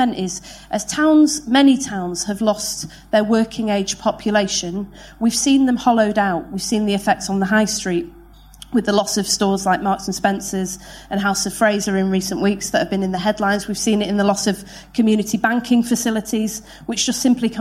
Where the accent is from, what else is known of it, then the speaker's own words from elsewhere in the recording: Manchester, North West England, United Kingdom; I was born in Manchester in 1979.